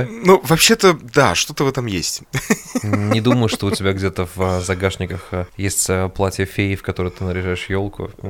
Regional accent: Russia; мы татары их едим

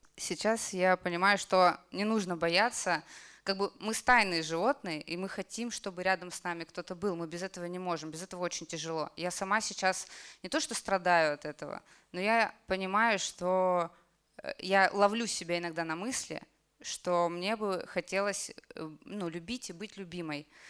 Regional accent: Kamchatka Krai, Russia; moved away; Я с Камчатки вообще. И я когда закончила институт, я закончила медицинский институт, я вернулась к себе на Камчатку

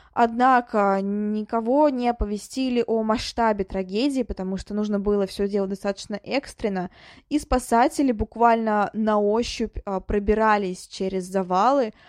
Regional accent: Kolomna, Moscow Oblast, Russia; Коломна — это мой родной город

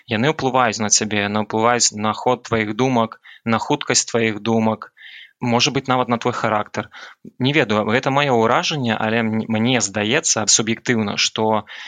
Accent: Belarus; Belarusian is a second language; moved away as an adult; also born or lived in Warsaw, Poland; now in Shenzhen, China; я беларус

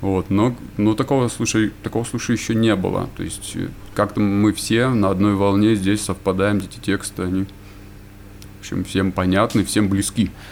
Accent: Yekaterinburg, Sverdlovsk Oblast, Russia; moved away as an adult; now in Vanadzor, Armenia; родился я в городе Екатеринбурге, там же и жил

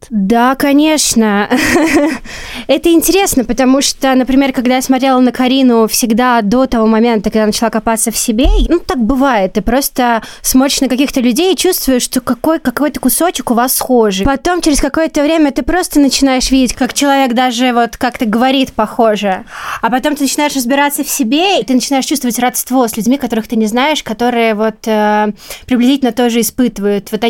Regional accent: Belarus; потому что я росла в Беларуси, и как бы моя фамилия очень э, была всегда э, едкой для меня

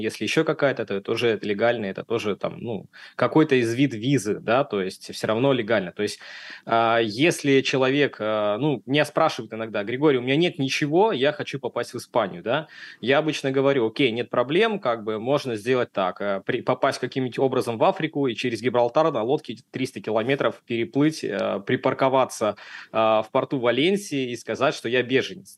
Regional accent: Saint Petersburg, Russia; moved away as an adult; now in Valencia, Spain; я из города Санкт-Петербурга, Россия

